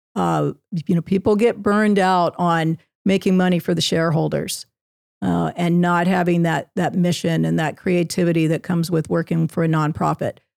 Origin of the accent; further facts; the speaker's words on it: Southern California, United States; also born or lived in Virginia; I was born in Virginia, but raised in Southern California.